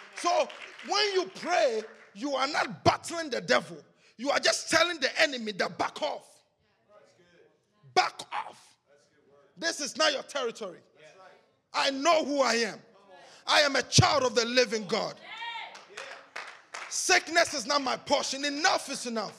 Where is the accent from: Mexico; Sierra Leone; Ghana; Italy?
Ghana; English is a second language; moved away; We grew up together in Ghana